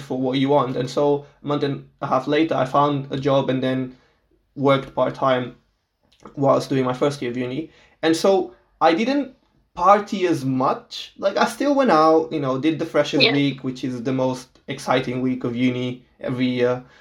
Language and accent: English; Portugal; English is a second language; moved away as an adult; I'm from Portugal, so I was born and raised in Portugal my whole life